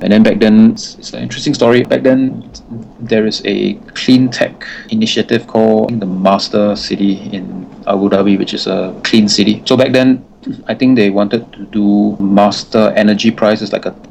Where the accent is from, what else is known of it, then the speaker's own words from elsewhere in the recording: Singapore; also born or lived in United States; I'm local Singaporean, born and raised here.